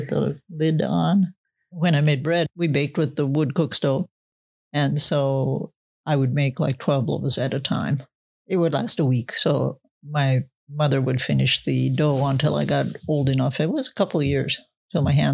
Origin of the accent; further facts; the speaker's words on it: Henning, Minnesota, United States; moved away; I'm from Minnesota, upper north central area of Minnesota, where it gets a little bit colder than normal